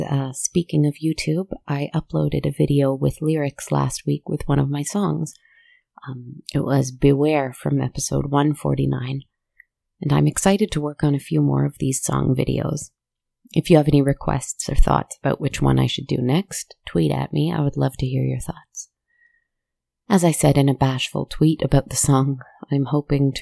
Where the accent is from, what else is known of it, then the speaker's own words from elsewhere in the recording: Canada; as a Canadian